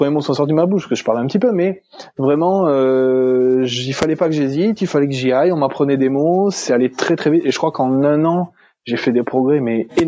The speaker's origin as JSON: {"language": "French", "country": "France", "accent": "French", "said": "dire quelques mots d'italien, d'espagnol, euh, de portugais que je connais, euh, je, cache assez bien mon accent français."}